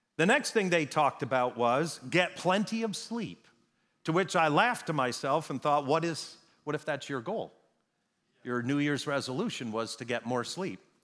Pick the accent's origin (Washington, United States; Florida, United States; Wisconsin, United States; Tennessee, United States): Wisconsin, United States; moved away; I grew up in Wisconsin